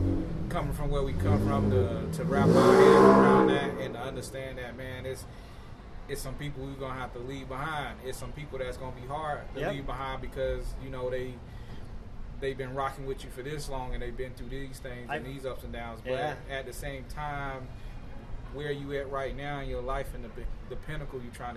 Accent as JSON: {"language": "English", "town": "Tallahassee", "region": "Florida", "country": "United States", "said": "I'm from Tallahassee"}